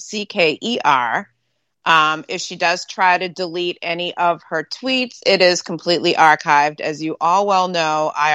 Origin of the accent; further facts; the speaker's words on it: New Hampshire, United States; That's why I'm from New Hampshire, not Massachusetts.